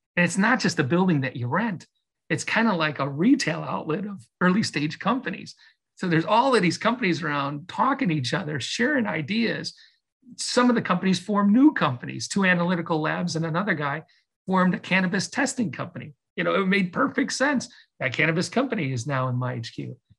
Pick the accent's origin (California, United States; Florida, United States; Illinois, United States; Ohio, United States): Illinois, United States; Chicago; moved away as an adult; also born or lived in Michigan; I grew up in Chicago. I'm a Midwest person